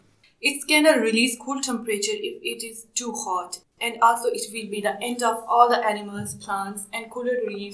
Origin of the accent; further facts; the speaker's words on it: Pakistan; English is a second language; now in Stoke-on-Trent, United Kingdom; from Pakistan.